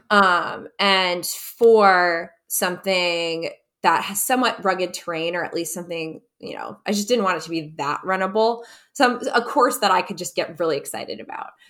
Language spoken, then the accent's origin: English; Wisconsin, United States; we grew up skiing together in Wisconsin